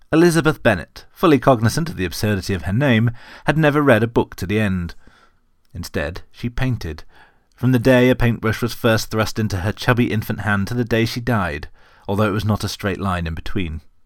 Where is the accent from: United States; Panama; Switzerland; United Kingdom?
United Kingdom; as a British person